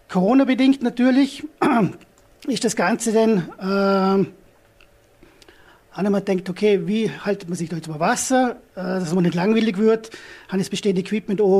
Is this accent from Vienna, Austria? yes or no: no; Hohenems, Vorarlberg, Austria; ich komme aus Honems